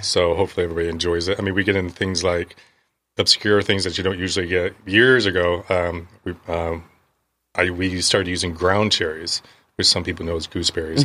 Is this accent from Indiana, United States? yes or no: yes; Milford, Indiana, United States; moved away as an adult; also born or lived in Boston; I grew up one mile or less than one mile from Maple Leaf Duck Farms